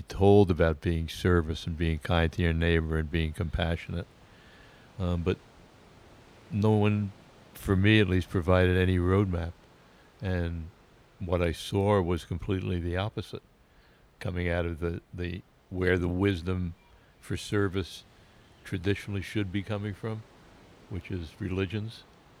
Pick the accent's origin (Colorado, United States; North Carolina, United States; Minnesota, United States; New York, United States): New York, United States; Oceanside; Oceanside, Long Island.